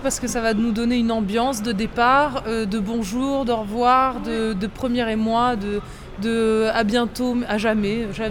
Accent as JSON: {"language": "French", "region": "south of France", "country": "France", "moved": "as an adult", "lives_now": "Paris, France", "said": "c'est notre euh, région, on est très fiers"}